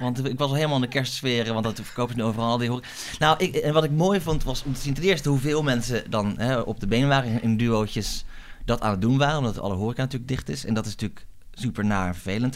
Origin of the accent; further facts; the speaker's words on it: Groningen, Netherlands; moved away as an adult; also born or lived in France; now in Amsterdam, Netherlands; Ik kom uit Groningen van origine. Daar ben ik sinds opgegroeid